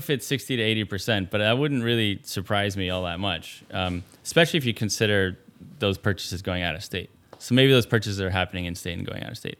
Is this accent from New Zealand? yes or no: no; Mexico City, Mexico; So I grew up in Mexico.